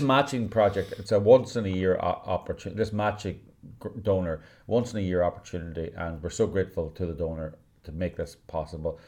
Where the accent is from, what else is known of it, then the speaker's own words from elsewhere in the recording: Northern Ireland, United Kingdom; I was brought up in the British culture in Northern Ireland